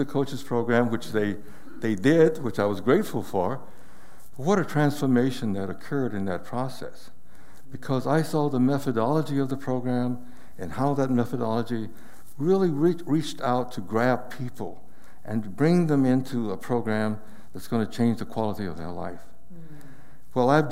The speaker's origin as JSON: {"language": "English", "town": "Atlanta", "region": "Georgia", "country": "United States", "tie": "born or raised there", "also_born_or_lived": "Asia / Africa", "moved": "as an adult", "said": "I'm a native Atlantan myself. I was born and raised in Atlanta."}